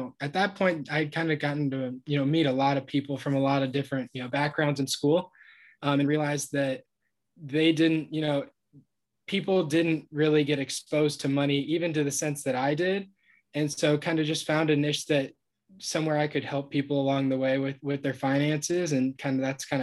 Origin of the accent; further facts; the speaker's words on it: Ohio, United States; moved away; I'm from Ohio originally, went to Ohio University, studied business.